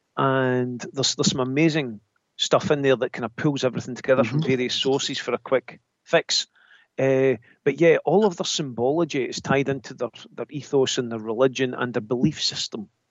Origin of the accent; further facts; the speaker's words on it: Scotland, United Kingdom; I'm Scottish.